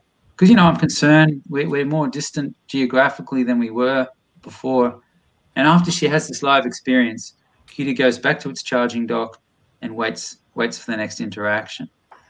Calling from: Boston, Massachusetts, United States; So this was an invention from France, although I'm ringing in from Boston, MA right now.

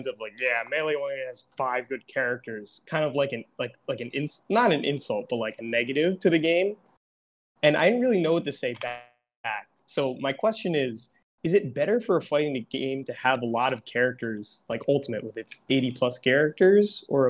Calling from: New Jersey, United States; I'm calling in from New Jersey.

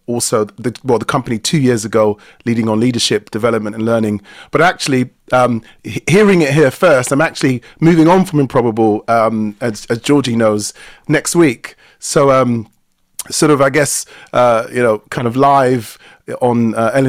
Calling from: London, United Kingdom; I'm joining from London in the UK, in particular, uh, or specifically, um, Sydenham in uh, the southern east part of London.

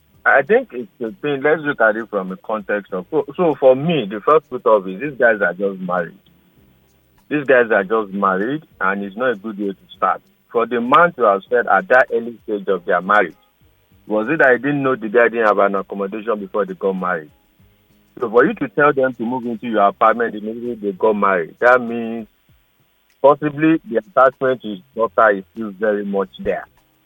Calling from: Alimosho, Lagos, Nigeria; I'm calling from Alimosho.

